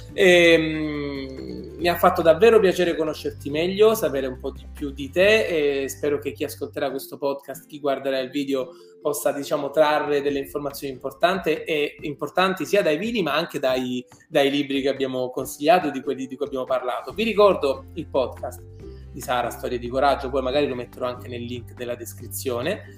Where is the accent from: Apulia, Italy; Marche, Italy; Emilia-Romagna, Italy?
Apulia, Italy; Io da buon pugliese